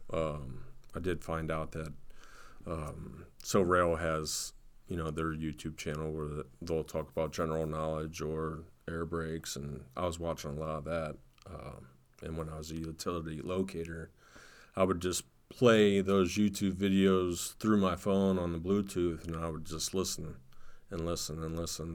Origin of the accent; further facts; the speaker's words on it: Canton, Ohio, United States; I'm from Canton, Ohio, and we have the Pro Football Hall of Fame